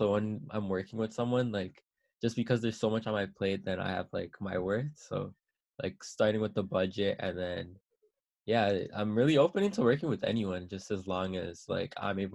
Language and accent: English; Toronto, Ontario, Canada; I'm from Scarborough